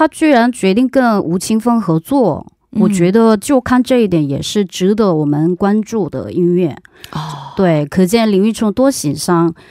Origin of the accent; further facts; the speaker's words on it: South Korea; Chinese is a second language; 大家好，